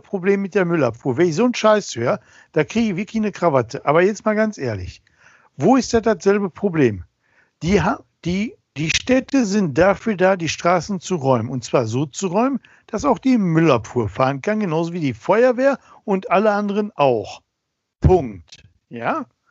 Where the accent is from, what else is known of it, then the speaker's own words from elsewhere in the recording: Ruhr area, North Rhine-Westphalia, Germany; bei uns im Ruhrgebiet